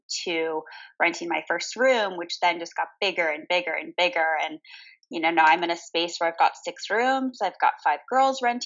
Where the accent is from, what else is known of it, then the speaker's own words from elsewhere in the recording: Maryland, United States; now in San Diego, United States; I am originally from Maryland, but I have lived in California and San Diego for, my gosh, like 20 years